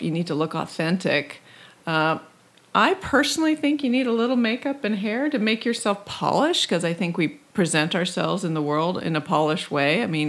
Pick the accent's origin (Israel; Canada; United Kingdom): Canada; now in Los Angeles, United States; I came down from Canada and showed up without knowing anyone, and I made friends.